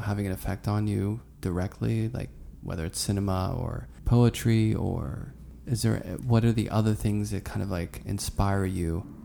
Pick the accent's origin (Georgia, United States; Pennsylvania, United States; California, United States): Pennsylvania, United States; Pittsburgh; now in New York, United States; I grew up in Pittsburgh